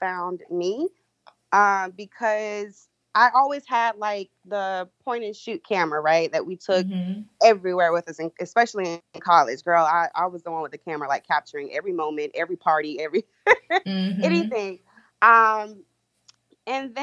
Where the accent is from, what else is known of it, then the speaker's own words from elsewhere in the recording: Columbia, South Carolina, United States; moved away as an adult; now in Charleston, United States; I am from Columbia, South Carolina, currently residing in the Charleston area